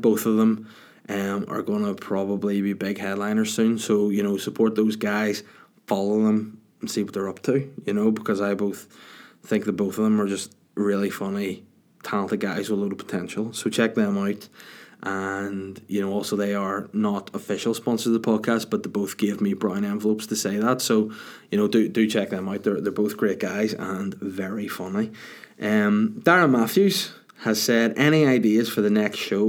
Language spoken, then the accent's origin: English; Bangor, Northern Ireland, United Kingdom; the Salty Dog in my hometown of Bangor